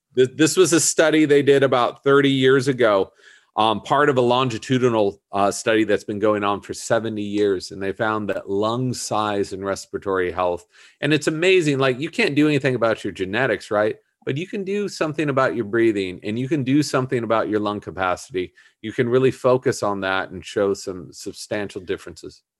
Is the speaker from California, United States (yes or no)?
yes; Southern California, United States; I grew up in Southern California, so we were just down there all the time